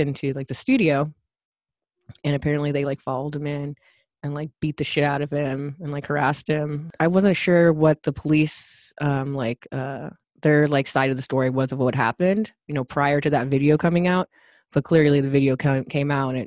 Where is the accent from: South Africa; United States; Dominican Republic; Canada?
United States; as an American